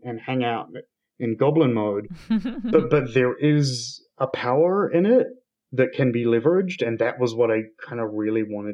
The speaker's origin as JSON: {"language": "English", "region": "South Island", "country": "New Zealand", "said": "I'm from the South Island, which generally is one of the colder, grimmer parts of the country."}